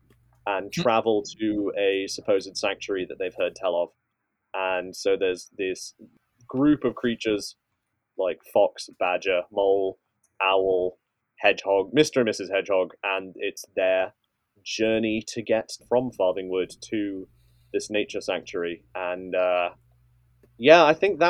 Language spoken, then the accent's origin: English; Yorkshire and the Humber, United Kingdom; I used to watch growing up in Yorkshire